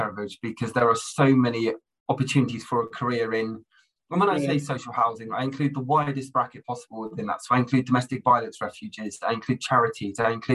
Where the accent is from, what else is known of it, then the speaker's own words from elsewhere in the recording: Plymouth, South West England, United Kingdom; moved away as an adult; also born or lived in Durham; now in Solihull, United Kingdom; I grew up in the southwest. I grew up in Plymouth